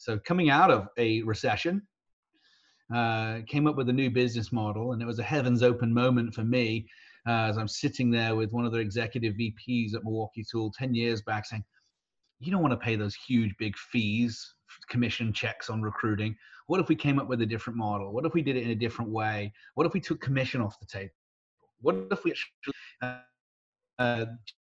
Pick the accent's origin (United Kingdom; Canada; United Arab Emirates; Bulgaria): United Kingdom; moved away as an adult; also born or lived in Texas / Wisconsin; now in San Diego, United States; I'm British by birth, American by choice.